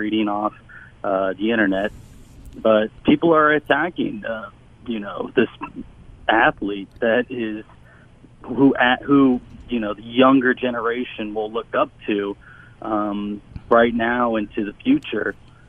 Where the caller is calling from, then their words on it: Louisville, Kentucky, United States; I am calling from Jefferson County in Kentucky.